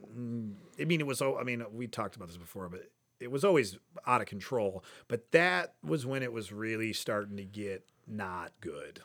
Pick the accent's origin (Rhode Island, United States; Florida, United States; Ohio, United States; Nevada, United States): Ohio, United States; Cleveland; I grew up in Ohio City